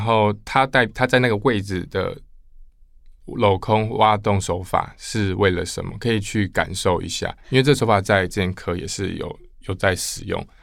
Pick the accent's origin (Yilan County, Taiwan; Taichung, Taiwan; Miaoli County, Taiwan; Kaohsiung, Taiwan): Kaohsiung, Taiwan; now in Taipei, Taiwan; 我是高雄人，嗯。所以我来台北